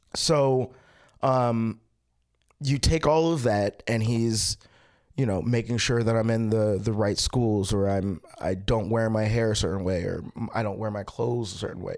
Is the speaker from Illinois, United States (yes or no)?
no; Baltimore, Maryland, United States; I was born in Baltimore and then I grew up in Baltimore.